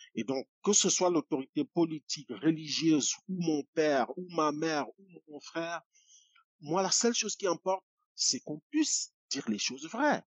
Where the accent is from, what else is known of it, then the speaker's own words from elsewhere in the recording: Etoutoua, Centre, Cameroon; je suis né dans la province du centre au Cameroun, plus précisément dans la région de les, environs de Yaoundé, dans un petit village qui s'appelle Etoutoua